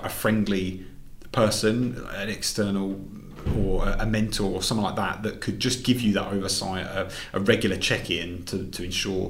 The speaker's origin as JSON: {"language": "English", "region": "England", "country": "United Kingdom", "moved": "yes", "lives_now": "Glasgow, United Kingdom", "said": "being an English guy up here"}